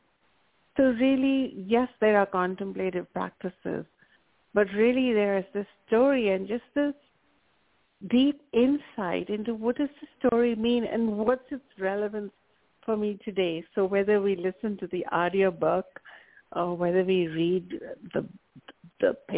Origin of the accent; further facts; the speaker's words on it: India; I grew up in India